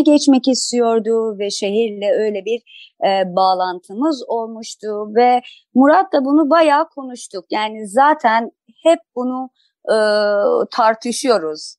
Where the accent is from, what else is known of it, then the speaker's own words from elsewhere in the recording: Iran; now in Turkey; ben İranlıyım